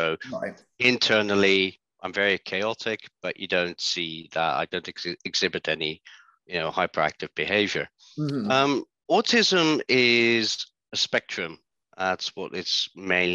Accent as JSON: {"language": "English", "country": "Netherlands", "tie": "born or raised there", "said": "being born and growing up in the Netherlands"}